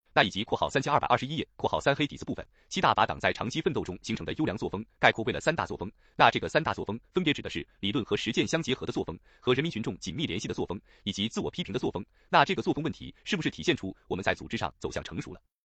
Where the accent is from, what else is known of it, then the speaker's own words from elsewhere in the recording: China; 我们中国人民